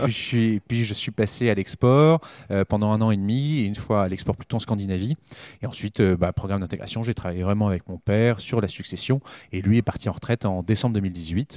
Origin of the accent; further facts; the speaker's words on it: Reims, Grand Est, France; also born or lived in Paris; j'ai grandi à Reims, j'ai grandi en Champagne